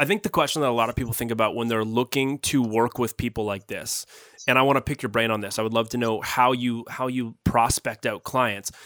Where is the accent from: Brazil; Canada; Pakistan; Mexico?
Canada; Guelph, Ontario; I grew up in Guelph